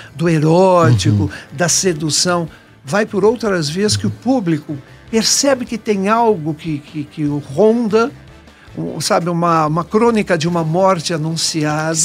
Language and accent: Portuguese; Brazil; moved away; Eu me senti muito mais brasileiro